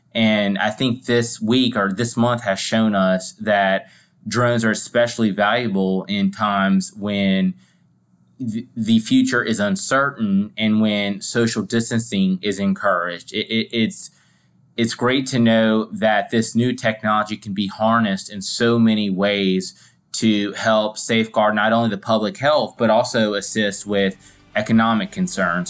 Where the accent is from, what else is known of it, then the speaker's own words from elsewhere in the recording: Louisiana, United States; my home state, Louisiana